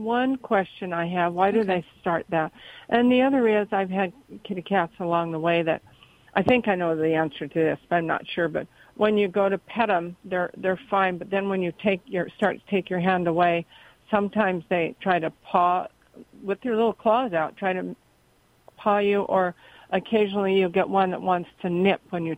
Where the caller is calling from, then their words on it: Cottonwood, California, United States; Cottonwood, California.